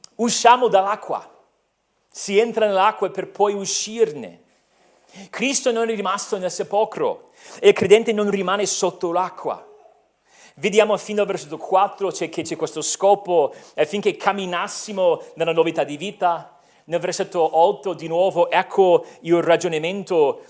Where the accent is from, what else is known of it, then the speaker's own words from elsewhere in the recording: United States; now in Italy; sono americano